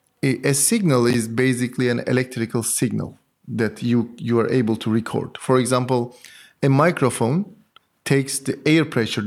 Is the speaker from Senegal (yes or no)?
no; Antalya, Turkey; moved away as an adult; also born or lived in Istanbul, Turkey; now in Paris, France; I'm from Turkey, from Antalya. I did my PhD in Boğaziçi University in Istanbul.